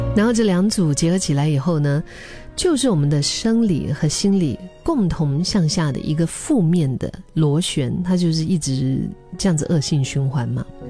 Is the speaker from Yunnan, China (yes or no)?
yes; Dali, Yunnan, China; now in Singapore; 回到大理，我的老家